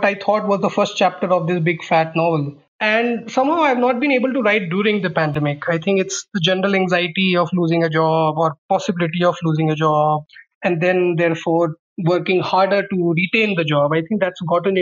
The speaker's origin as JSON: {"language": "English", "town": "Muzaffarnagar", "region": "Uttar Pradesh", "country": "India", "tie": "born or raised there", "also_born_or_lived": "Ahmedabad", "moved": "as an adult", "said": "while I was growing up in Muzaffarnagar"}